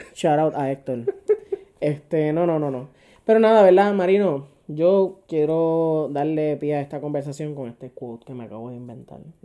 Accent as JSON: {"language": "Spanish", "country": "Puerto Rico", "said": "como puertorriqueño"}